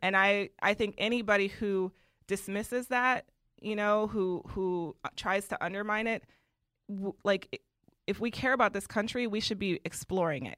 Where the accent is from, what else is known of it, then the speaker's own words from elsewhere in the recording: Milwaukee, Wisconsin, United States; I grew up in Wisconsin